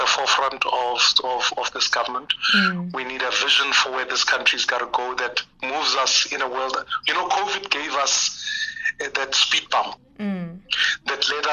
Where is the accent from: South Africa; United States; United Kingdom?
South Africa; I'm speaking as a South African who's lived through the streets of this country